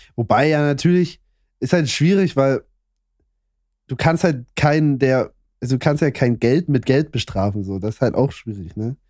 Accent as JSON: {"language": "German", "region": "Saxony", "country": "Germany", "said": "also ich komme ja aus Sachsen"}